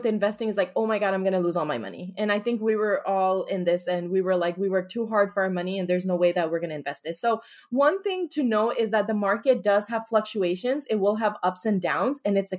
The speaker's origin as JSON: {"language": "English", "town": "Paterson", "region": "New Jersey", "country": "United States", "tie": "born or raised there", "said": "I grew up in Paterson, New Jersey."}